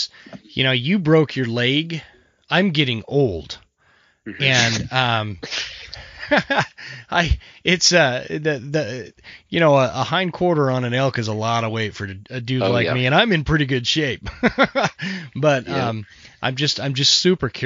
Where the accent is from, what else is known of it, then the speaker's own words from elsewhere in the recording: Draper, Utah, United States; I grew up in Draper, Utah